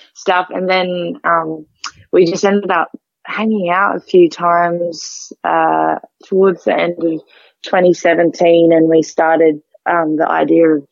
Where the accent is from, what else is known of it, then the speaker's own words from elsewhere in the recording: Port Pirie, South Australia, Australia; moved away as an adult; now in Adelaide, Australia; I grew up in Port Pirie, which is about 2.5 hours north of Adelaide.